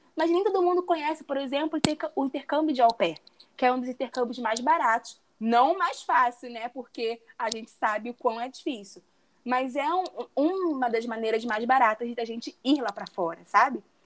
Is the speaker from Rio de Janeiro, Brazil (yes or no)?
yes; Rio de Janeiro, Brazil; moved away as an adult; now in Cancún, Mexico; Eu sou do Rio de Janeiro, tenho 29 anos, sou formada em arquitetura e urbanismo e hoje eu moro aqui em Cancún